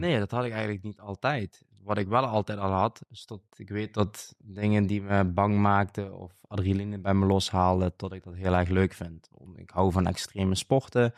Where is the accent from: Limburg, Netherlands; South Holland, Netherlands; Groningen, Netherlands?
Limburg, Netherlands; accent: Limburgish dialect; Ik spreek dialect, natuurlijk omdat ik in, het zuiden woon van Nederland. En wij, als wij slaan eh, zeggen, zeggen we eigenlijk in het Limburgs houden. Dat is een, een Limburgs dialect